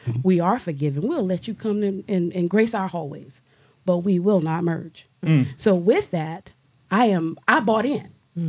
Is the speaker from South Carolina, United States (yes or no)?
yes; Lake City, South Carolina, United States; and I'm saying African American heritage. I am from Lake City, and I know that we had our own high school in Lake City